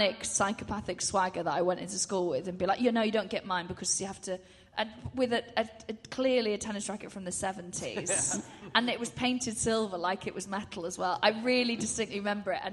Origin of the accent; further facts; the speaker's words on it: Anglesey, Wales, United Kingdom; moved away; I'm from Anglesey